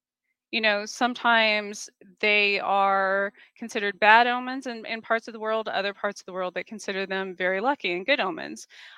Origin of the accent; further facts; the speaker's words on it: Southwest, United States; I came from the Southwest, so it's very common for animals to be associated with our spirit guides.